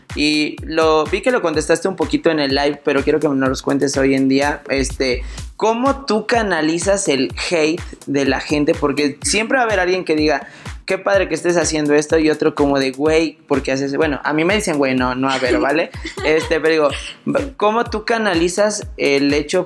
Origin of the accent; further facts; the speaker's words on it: Puebla, Mexico; yo soy de Puebla